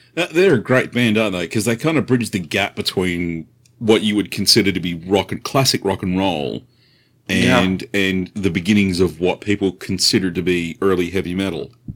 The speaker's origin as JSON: {"language": "English", "country": "Australia", "moved": "yes", "lives_now": "United States", "said": "I'm from Australia originally"}